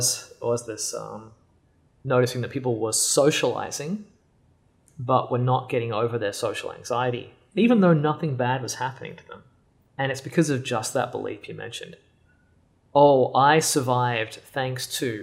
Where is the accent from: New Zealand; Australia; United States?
Australia; moved away; I grew up in Australia, for the most part.